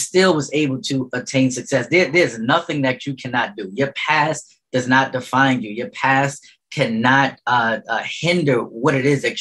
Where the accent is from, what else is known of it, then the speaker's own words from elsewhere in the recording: New York City, New York, United States; I grew up in St. Nicholas projects